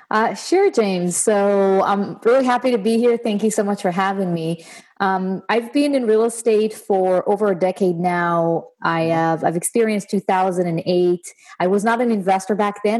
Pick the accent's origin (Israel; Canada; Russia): Israel; moved away as an adult; now in United States; I was born and raised in Israel, and I moved to the states about six years ago